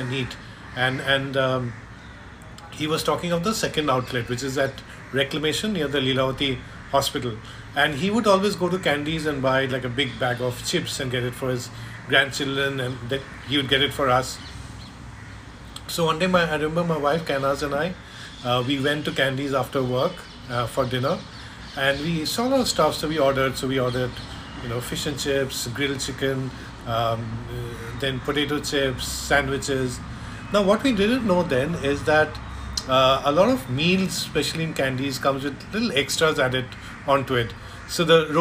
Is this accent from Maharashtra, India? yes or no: no; Kolkata, West Bengal, India; moved away as an adult; now in Mumbai, India; when I was growing up in Calcutta, so it's more when I came here 20 years back